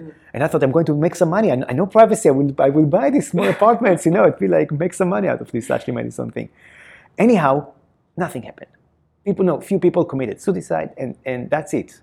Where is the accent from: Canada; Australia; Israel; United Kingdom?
Israel; accent: Israeli; my Israeli accent.